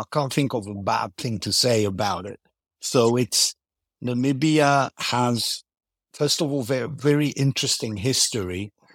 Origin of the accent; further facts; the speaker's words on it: Greece; first language Greek and English; I grew up in Greece, speaking English at home, So Greek and English are, are both native languages.